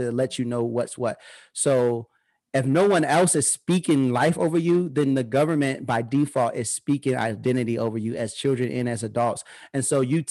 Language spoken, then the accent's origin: English; Peoria, Illinois, United States; I was raised in the Harrison Homes in Peoria, Illinois